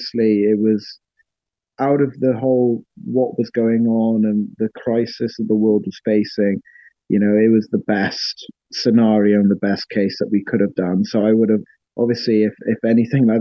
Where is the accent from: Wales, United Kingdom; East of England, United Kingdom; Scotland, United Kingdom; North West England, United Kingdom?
Wales, United Kingdom; Welsh; being Welsh